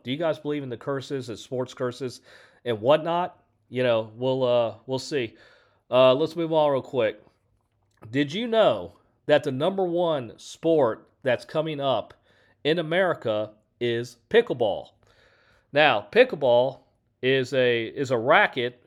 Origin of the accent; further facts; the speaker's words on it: Houston, Texas, United States; I'm from Houston